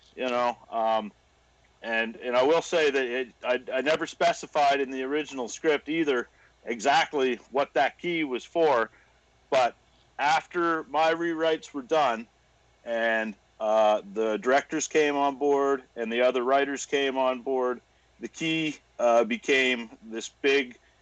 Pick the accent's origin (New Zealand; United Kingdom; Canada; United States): Canada; Cumberland County, Nova Scotia; moved away as an adult; now in Halifax, Canada; originally, I grew up in Cumberland County, uh, about halfway between Wentworth